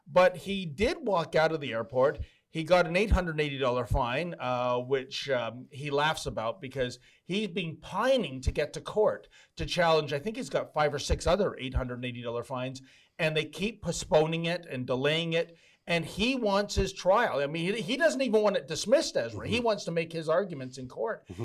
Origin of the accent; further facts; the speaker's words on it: Canada; And I'm also a Canadian citizen, and this is a violation of our Charter Right, Section 6